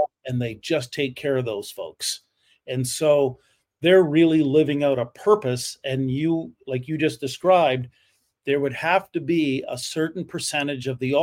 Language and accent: English; Canada; I am a Canadian